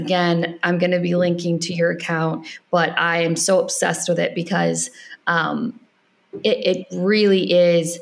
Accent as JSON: {"language": "English", "country": "United States", "also_born_or_lived": "Ireland", "moved": "as an adult", "said": "I'm an American"}